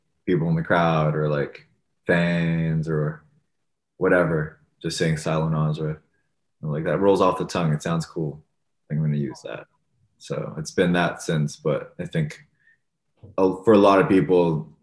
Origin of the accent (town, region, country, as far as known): Thornhill, Ontario, Canada; born or raised there; also born or lived in Toronto, Canada